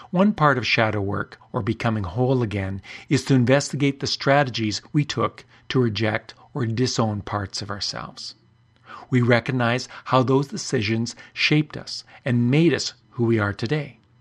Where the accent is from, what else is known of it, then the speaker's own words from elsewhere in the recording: Canada; I'm Canadian